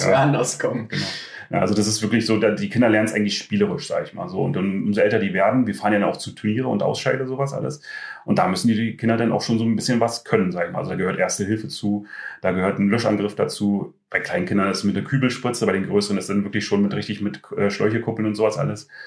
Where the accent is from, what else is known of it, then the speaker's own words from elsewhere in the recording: Brandenburg, Germany; now in Klosterwalde, Germany; ähm, ich bin ja hier nicht geboren in Klosterwalde, also ich komme aus der Nähe von Schwedt.